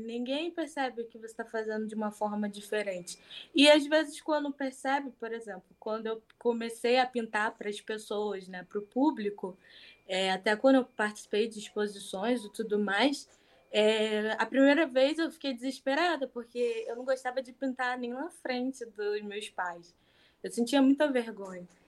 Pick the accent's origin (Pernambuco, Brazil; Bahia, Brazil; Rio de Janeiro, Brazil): Rio de Janeiro, Brazil; sou do Rio de Janeiro